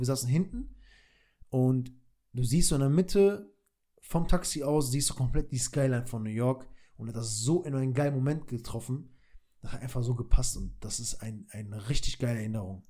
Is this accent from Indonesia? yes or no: no; Kosovo; moved away; war ich in meiner Heimat in Kosovo